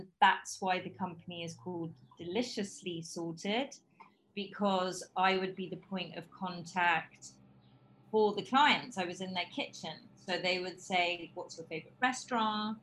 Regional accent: London, United Kingdom; accent: British; moved away; also born or lived in Bristol / Bogota, Colombia; I have a very British accent because I grew up in London

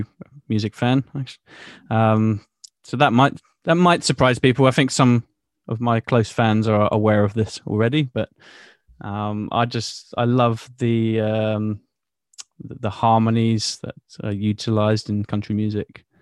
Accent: Bournemouth, South West England, United Kingdom; in my hometown in Bournemouth

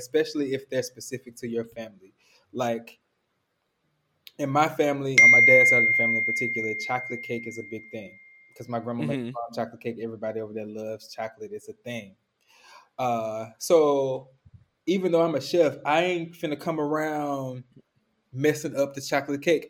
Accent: Memphis, Tennessee, United States; I'm from Memphis, so we eat slaw with barbecue and we eat slaw with fish

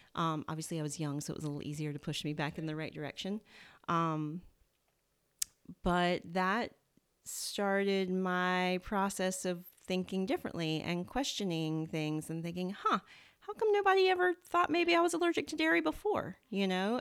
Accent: Southern, United States; accent: Southern; my Southern accent

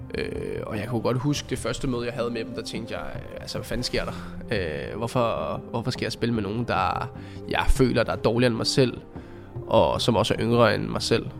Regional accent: Copenhagen, Capital Region of Denmark, Denmark; moved away; jeg kommer ud fra Amager og boede derude dengang

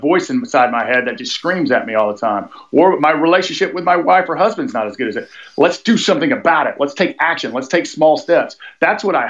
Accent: Atlanta, Georgia, United States; I was born in South Fulton Hospital in South Atlanta, Georgia, Southeast United States.

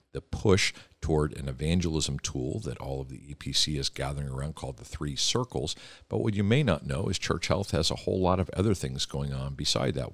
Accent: Philadelphia, Pennsylvania, United States; I grew up in Philadelphia

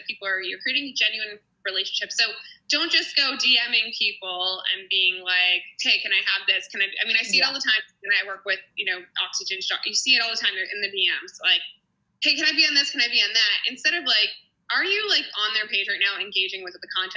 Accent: New Jersey, United States; also born or lived in New York City; I'm actually from New Jersey, the small town I'm living right next to now

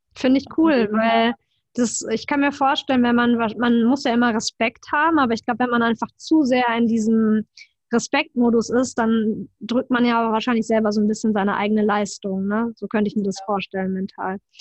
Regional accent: Germany; bei uns in Deutschland

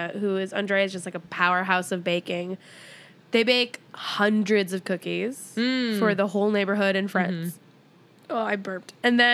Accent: Midwest, United States; As a Midwesterner

